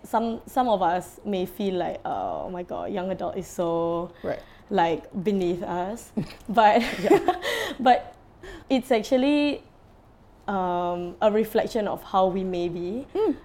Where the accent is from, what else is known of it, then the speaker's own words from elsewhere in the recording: Singapore; as a Singaporean